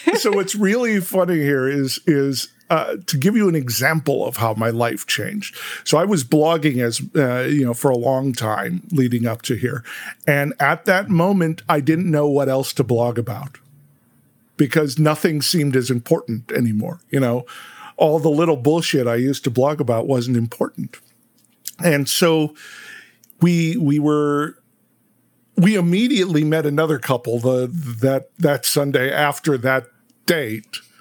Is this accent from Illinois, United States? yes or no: yes; Chicago, Illinois, United States; we're from Chicago